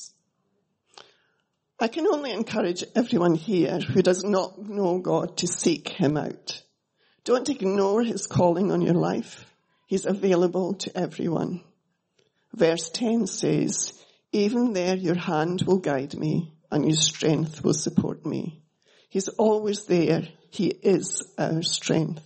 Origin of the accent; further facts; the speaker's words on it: Scotland, United Kingdom; moved away as an adult; also born or lived in Melbourne, Australia; now in Australia; I was brought up in Scotland, as you can hear